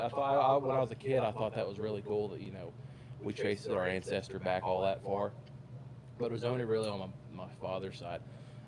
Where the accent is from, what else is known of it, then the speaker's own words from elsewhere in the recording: West Virginia, United States; I'm from West Virginia.